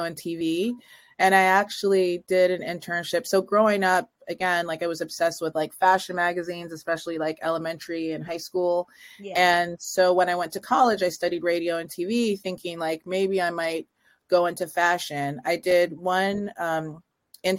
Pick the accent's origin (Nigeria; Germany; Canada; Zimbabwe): Canada; just outside of Toronto, Ontario; I grew up in just outside of Toronto